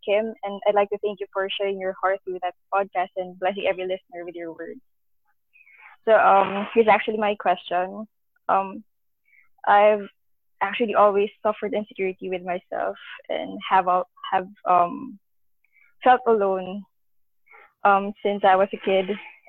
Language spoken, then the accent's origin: English; Philippines; I'm from the Philippines.